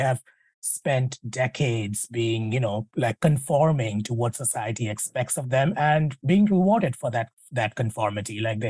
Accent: India; you know, I'm an Indian woman. I'm a mom. I'm an executive, and I'm a wife and all of that.

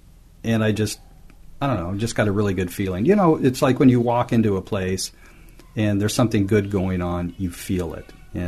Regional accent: Portland, Oregon, United States; when I was a kid, I was born and raised in Portland, Oregon.

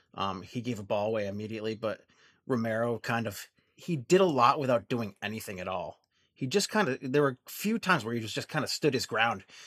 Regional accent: Vermont, United States; I'm from Vermont, um, we, uh, our podcast is from Vermont, um, and, um, unfortunately, of the three of us, I'm the only one that's a native Vermonter

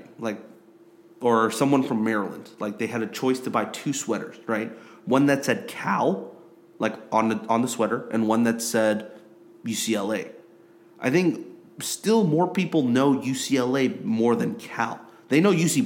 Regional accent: South Korea; moved away as an adult; I grew up in Korea

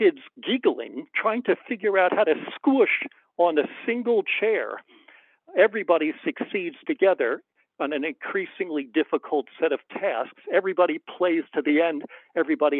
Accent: United States; I'm an American

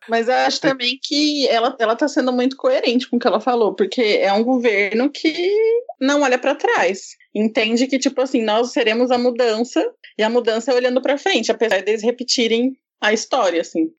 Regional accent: Maringá, Paraná, Brazil; now in Brasília, Brazil; sou da cidade do Marreco, mas eu moro em Brasília

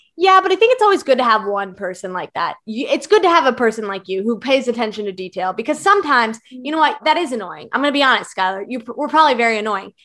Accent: Virginia, United States; I'm from Virginia

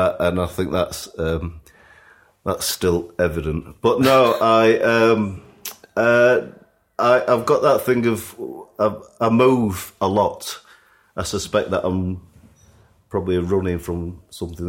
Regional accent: Sheffield, Yorkshire and the Humber, United Kingdom; moved away as an adult; being a kid growing up in Sheffield

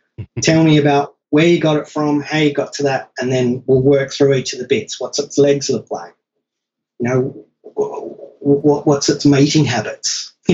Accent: United States; born there; thank God I was born in America because I can go there and get work eventually.

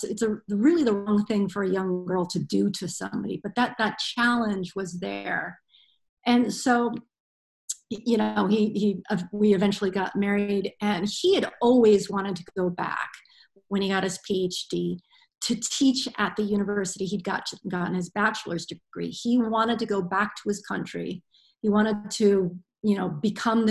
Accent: United States; moved away as an adult; now in Ireland; they were perceiving me as an American

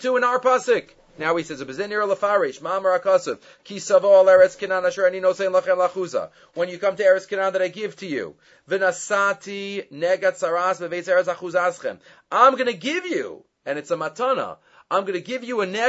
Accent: United States; I'm also an American

